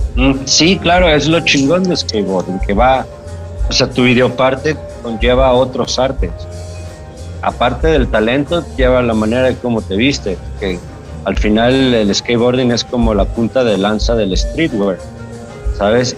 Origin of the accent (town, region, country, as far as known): Guadalajara, Jalisco, Mexico; moved away as an adult; also born or lived in California